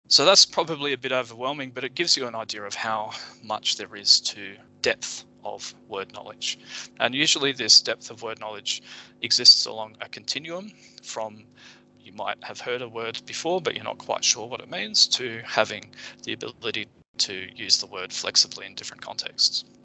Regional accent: Japan; I grew up in Japan and spoke Japanese fluently as a child.

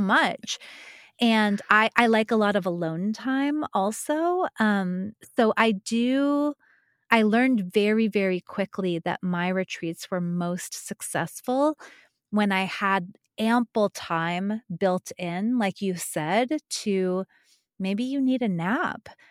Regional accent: New Mexico, United States; moved away; I'm from New Mexico. I'm not from Taos, but I am from New Mexico.

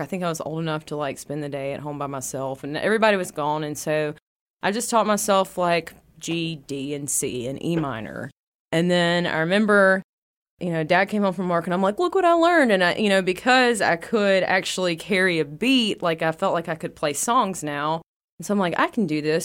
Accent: West Monroe, Louisiana, United States; I was born in West Monroe, Louisiana, uh, close to about the Calhoun area between Calhoun and Balkinville.

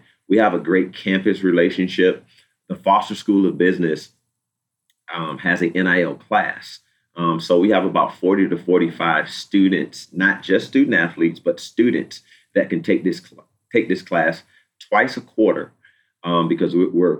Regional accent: Virginia Beach, Virginia, United States; I'm from Virginia Beach, Virginia

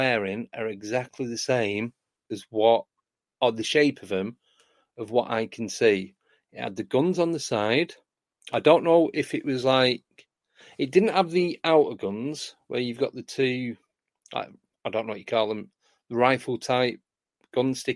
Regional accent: Manchester, North West England, United Kingdom; moved away; I grew up in Manchester, that's where I'm from originally, which is in the northwest of the UK

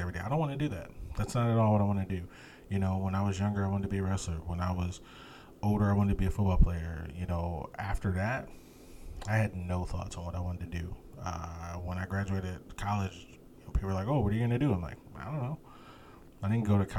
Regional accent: United States; I'm an American

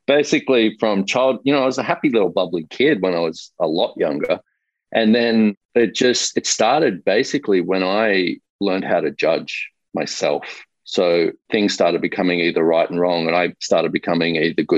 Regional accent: Australia; moved away as an adult; now in United States; I grew up in Australia. I currently live in the US, but only for the last 2 years

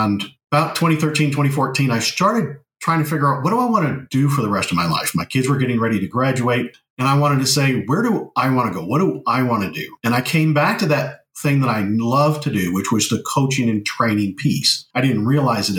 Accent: Montana, United States; I grew up in Montana

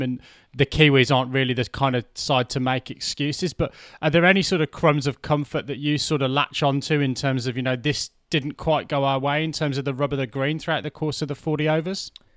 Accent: England, United Kingdom; as an Englishman

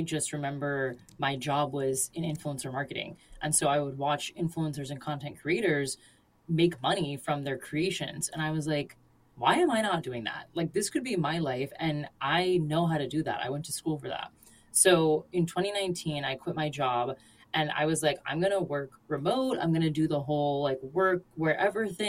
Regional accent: Florida, United States; my cultural background, I am from Florida

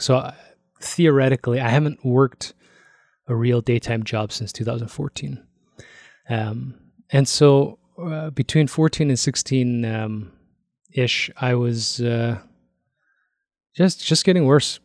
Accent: Toronto, Ontario, Canada; moved away as an adult; also born or lived in Korea (parents); now in Calgary, Canada; I grew up in Toronto

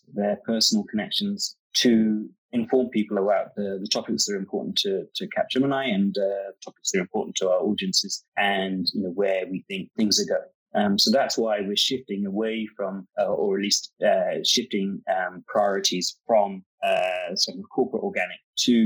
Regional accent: London, United Kingdom; now in Atlanta, United States; I'm from London, but I'm based in Atlanta

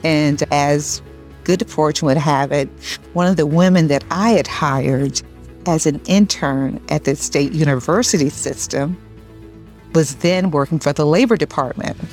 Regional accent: Albany, New York, United States; also born or lived in Northern Virginia; I grew up in Albany, left, you know, shortly after college, moved down to the Northern Virginia area with my husband

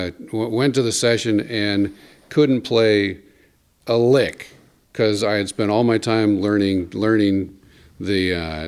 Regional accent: Berkeley, California, United States; I'm originally from Berkeley, California

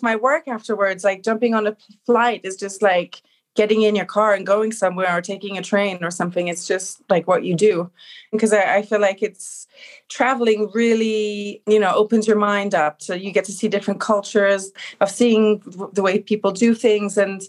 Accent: Belfast, Northern Ireland, United Kingdom; born there; accent: Belfast; also born or lived in London / Switzerland; yeah, I was born in Belfast. My mother's from there and she wanted me to be born there. And until I started school, I was between London, Switzerland and Northern Ireland. I had a very strong Irish accen

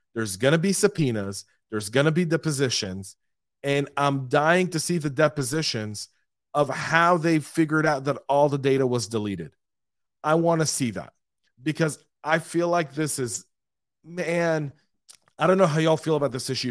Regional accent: Atlanta, Georgia, United States; my hometown of Atlanta

